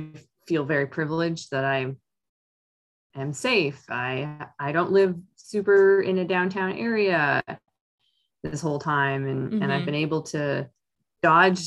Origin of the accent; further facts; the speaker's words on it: Ottawa, Ontario, Canada; moved away as an adult; now in Vancouver Island, Canada; Ottawa, Canada, which I'm a US and a Canadian citizen, and I will write Ottawa as like my hometown.